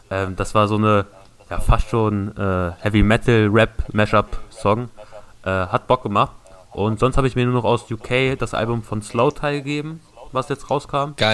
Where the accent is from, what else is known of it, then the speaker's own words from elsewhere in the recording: Peine, Lower Saxony, Germany; Ich komme aus Peine, das liegt bei Niedersachsen